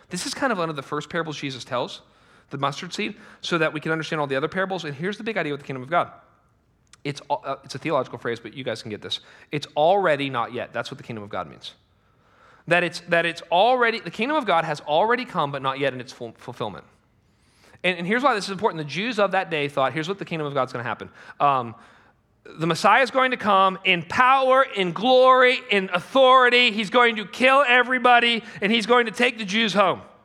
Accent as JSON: {"language": "English", "country": "United States", "said": "we're American"}